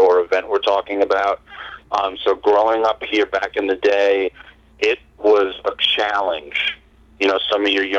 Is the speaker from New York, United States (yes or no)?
yes; New York, United States; I'm a New Yorker